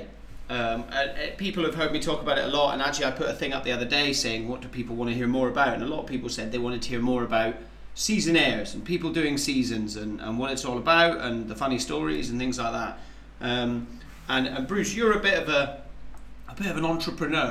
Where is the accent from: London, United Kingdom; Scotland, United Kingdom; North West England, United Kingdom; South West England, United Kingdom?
Scotland, United Kingdom; Highlands of; moved away as an adult; growing up in the Highlands of Scotland